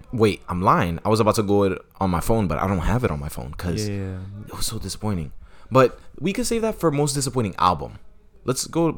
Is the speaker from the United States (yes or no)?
yes; New York City, New York, United States; I'm from Manhattan, but I'm from Washington Heights, so I could basically represent anybody who's Latino.